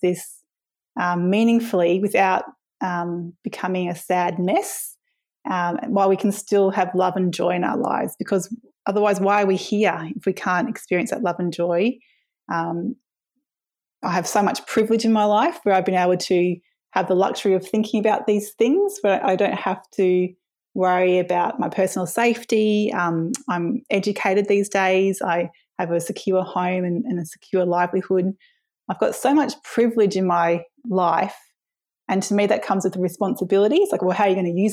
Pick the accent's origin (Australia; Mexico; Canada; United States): Australia; Brisbane, Queensland; now in Hobart, Australia; I originally come from Meanjin in Brisbane, where I grew up in West End, Kurilpa, on a herb nursery that my dad ran